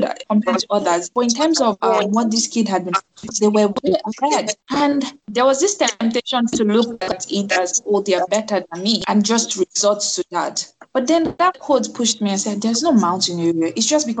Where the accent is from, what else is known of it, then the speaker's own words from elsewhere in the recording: Nigeria; moved away as an adult; Me being Nigerian